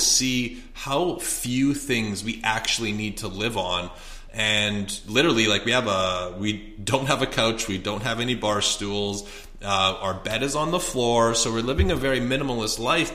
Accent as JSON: {"language": "English", "country": "Canada", "also_born_or_lived": "Edmonton, Alberta", "moved": "as an adult", "lives_now": "Scottsdale, United States"}